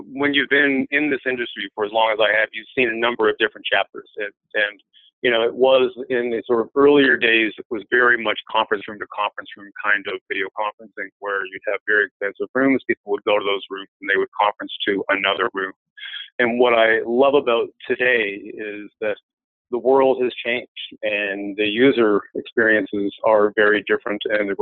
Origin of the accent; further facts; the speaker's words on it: Montreal, Quebec, Canada; moved away as an adult; now in Virginia, United States; I hail from Canada. I was born and raised in Montreal